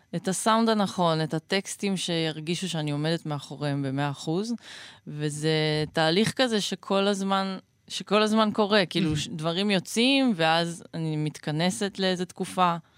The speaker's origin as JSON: {"language": "Hebrew", "region": "Northern District", "country": "Israel", "tie": "born or raised there", "said": "גדלתי ב... בבועה בועתית בצפון"}